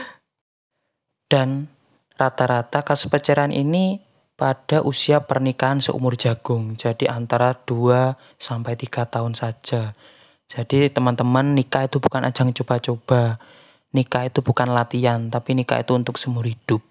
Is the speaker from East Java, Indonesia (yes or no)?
yes; Banyuwangi, East Java, Indonesia; Saya sebagai orang Banyuwangi